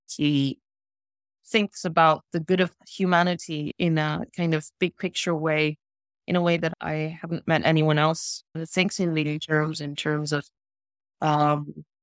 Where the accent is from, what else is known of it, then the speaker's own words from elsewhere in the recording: Spain; also born or lived in South Africa / Lesotho / Botswana / Sweden; now in London, United Kingdom; I grew up in Lesotho and Botswana until I was eight, and then I moved to Europe. We moved to Sweden initially, and then moved to Spain